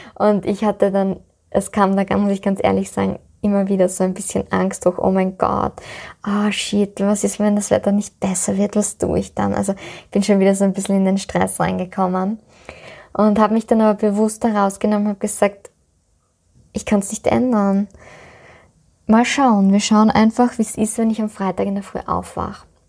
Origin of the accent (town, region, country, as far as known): Styria, Austria